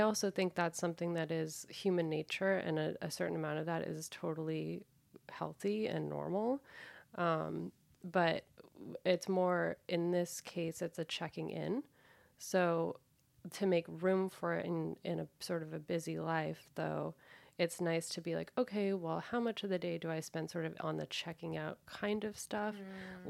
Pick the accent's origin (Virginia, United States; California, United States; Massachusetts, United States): Massachusetts, United States; Danvers; I'm actually from Old Salem Village in in Massachusetts